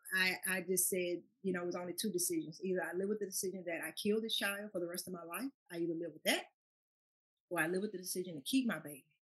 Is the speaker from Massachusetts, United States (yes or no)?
no; Baton Rouge, Louisiana, United States; moved away as an adult; now in Chicago, United States; being raised in Baton Rouge